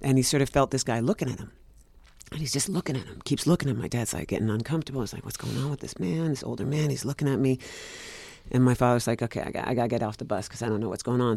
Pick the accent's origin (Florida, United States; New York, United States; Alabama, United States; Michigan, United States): New York, United States; New York City; I'm born and raised in Greenwich Village, New York